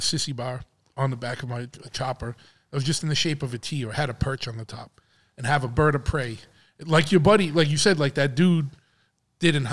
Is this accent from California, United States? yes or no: no; Dartmouth, Massachusetts, United States; also born or lived in New Bedford, Massachusetts; When I was a kid in my neighborhood, when we moved from New Bedford into Dartmouth, there was the neighborhood that we lived